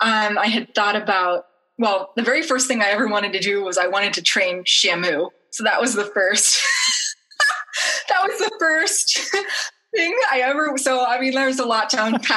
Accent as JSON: {"language": "English", "area": "outside of Pittsburgh", "region": "Western Pennsylvania", "country": "United States", "tie": "born or raised there", "moved": "as an adult", "lives_now": "Rochester, United States", "said": "I grew up in Western Pennsylvania, outside of Pittsburgh for pretty much my whole life. Lived there until I was 20 about. Grew up in a very close family. We were Italian American"}